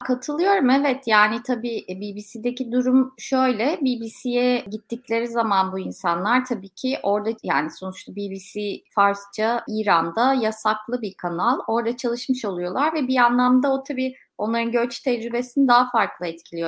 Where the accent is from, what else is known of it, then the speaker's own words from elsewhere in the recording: Turkey; Kendime de bir Türk olarak eleştirel bakıyorum hep.